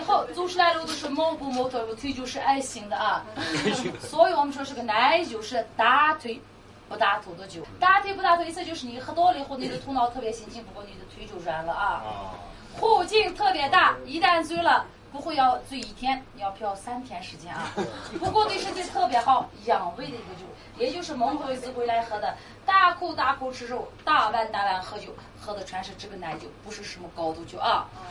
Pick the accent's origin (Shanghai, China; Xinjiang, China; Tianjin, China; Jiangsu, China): Xinjiang, China; 我们每一个图瓦尔人